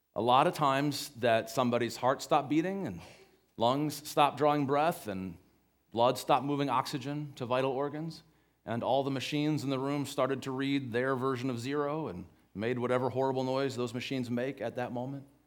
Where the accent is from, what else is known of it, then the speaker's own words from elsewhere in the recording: Cleveland, Ohio, United States; where I grew up in Cleveland, Ohio